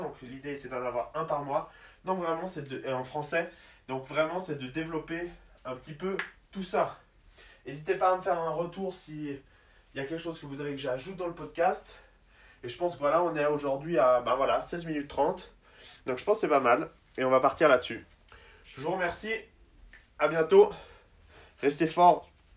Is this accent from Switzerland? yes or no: yes; Switzerland; also born or lived in United States; je suis suisse